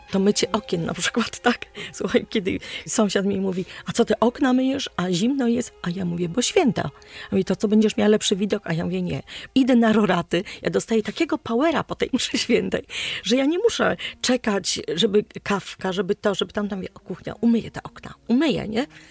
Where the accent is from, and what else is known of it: Poland